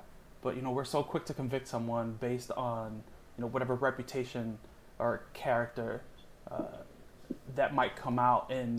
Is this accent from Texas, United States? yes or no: no; Miami, Florida, United States; I grew up in a big Cuban family in Miami